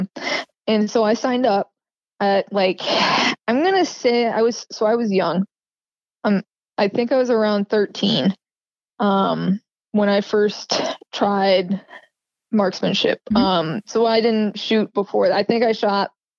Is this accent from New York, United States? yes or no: no; Groveland, California, United States; I grew up in Tuolumne County in a small town called Groveland. It's in California, Northern California.